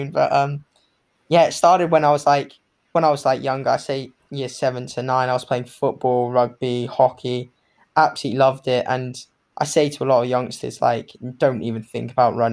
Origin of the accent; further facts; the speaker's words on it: Hong Kong; also born or lived in Bermuda; I grew up in Hong Kong, so I was born